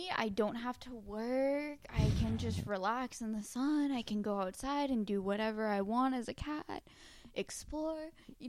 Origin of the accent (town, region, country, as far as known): Florida, United States; born or raised there; moved away